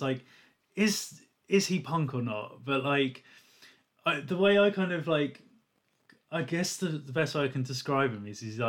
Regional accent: England, United Kingdom; us being English

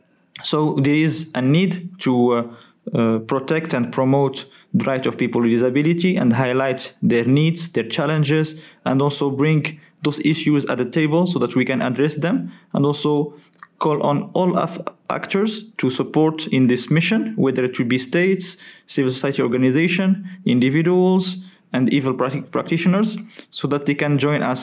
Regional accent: Morocco; now in Pretoria, South Africa; I'm from Morocco. I'm also a student at the HRDA program, doing an MPhil.

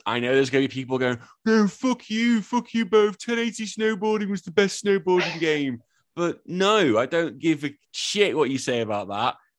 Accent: Birkenhead, North West England, United Kingdom; also born or lived in Liverpool; now in Australia; my hometown is Tranmere Rovers. That's my hometown. My home city is Liverpool and Everton

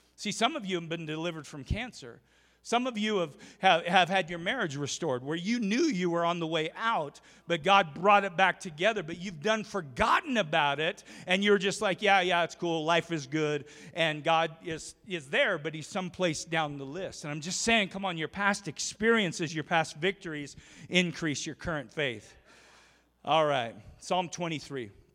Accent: Oregon, United States; also born or lived in Idaho / Jacksonville, North Carolina; now in Rupert, United States; grew up in Oregon

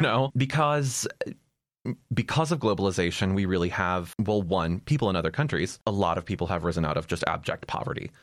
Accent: Ohio, United States; moved away; also born or lived in Texas; My home state, Ohio

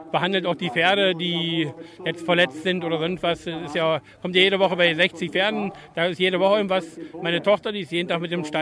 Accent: East Germany, Germany; Ich bin ja ein Ossi.

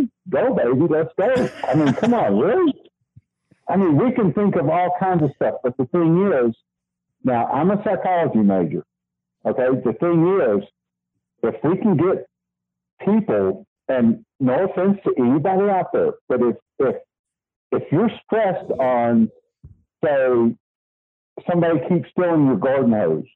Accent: Texas, United States; I'm from Texas

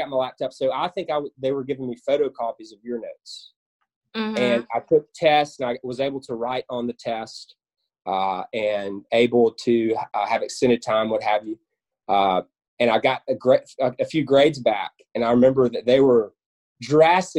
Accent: West Memphis, Arkansas, United States; also born or lived in Canton, Mississippi; I grew up in West Memphis, Arkansas, originally from Canton, Mississippi.

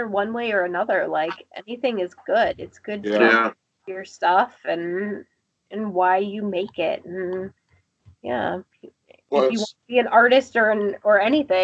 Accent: Appleton, Wisconsin, United States; now in Fond du Lac, United States; I live in Fond du Lac now, but I grew up mainly in Appleton

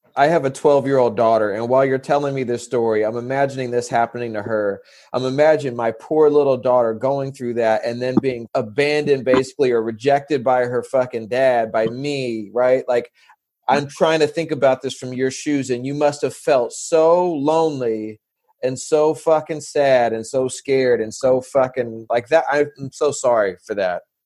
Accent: San Diego, California, United States; I'm from San Diego

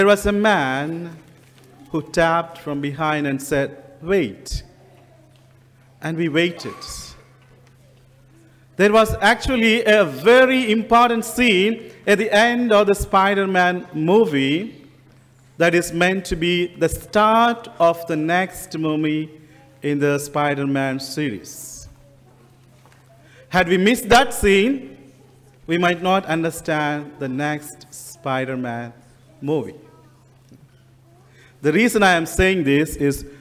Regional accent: India; moved away as an adult; And I come from India. And I didn't have an accent until I come to this country

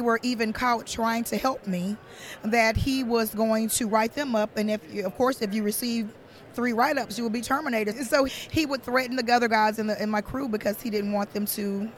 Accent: Mobile, Alabama, United States; I'm from Mobile, Alabama

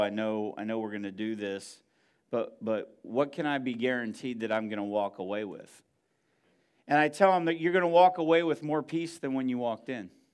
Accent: Northeast, United States; moved away; I'm from the Northeast

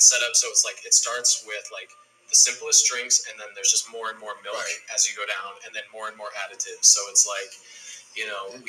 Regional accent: Minnesota, United States; also born or lived in Tokyo, Japan; now in New York, United States; I'm from Minnesota

